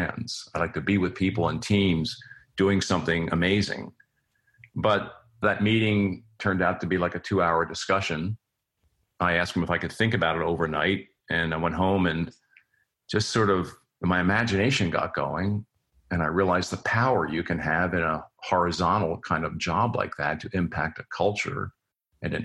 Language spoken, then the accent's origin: English; near Philadelphia, Pennsylvania, United States; moved away as an adult; also born or lived in Cincinnati, Ohio; I grew up near Philadelphia